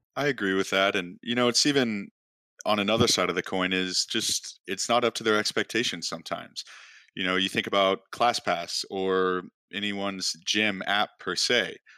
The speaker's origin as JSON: {"language": "English", "town": "Chicago", "region": "Illinois", "country": "United States", "tie": "born or raised there", "also_born_or_lived": "Oklahoma", "moved": "as an adult", "said": "I grew up in Chicago, and not a lot of kids from Chicago end up at school at Oklahoma State"}